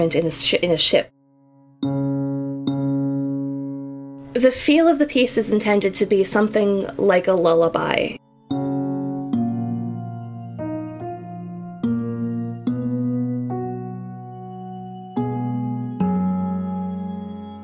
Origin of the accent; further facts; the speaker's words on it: Florida, United States; I'm a composer from Florida in the United States